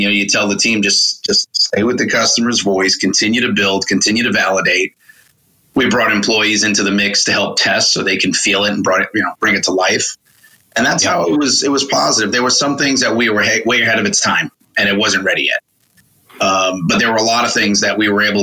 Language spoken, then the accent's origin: English; New York City, New York, United States; moved away as an adult; also born or lived in North Carolina; now in Charlotte, United States; No, I grew up in Queens, New York